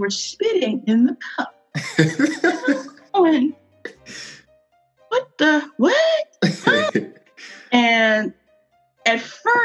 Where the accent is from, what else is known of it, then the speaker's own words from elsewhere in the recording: Houston, Texas, United States; moved away as an adult; also born or lived in San Francisco, California / Minneapolis, Minnesota; I'm from Houston, Texas